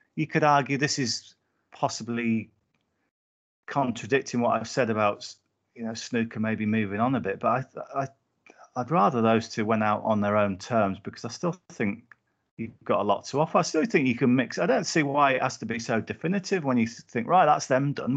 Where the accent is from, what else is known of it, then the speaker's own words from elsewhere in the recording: Whitehaven, North West England, United Kingdom; I grew up in Whitehaven, um, in Cumbria